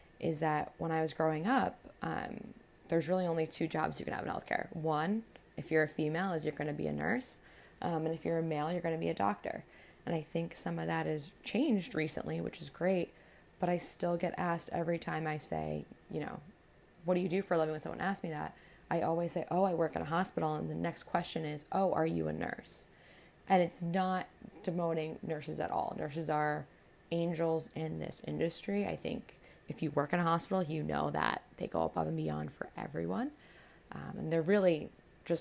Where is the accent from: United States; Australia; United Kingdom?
United States; Paramus, New Jersey; I'm originally from Paramus, New Jersey, which is about 15 minutes outside of New York City.